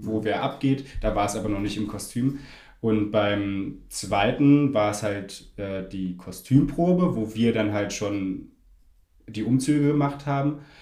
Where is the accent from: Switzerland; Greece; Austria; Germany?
Germany; Berlin; moved away as an adult; now in Munich, Germany; ich komme ursprünglich aus Berlin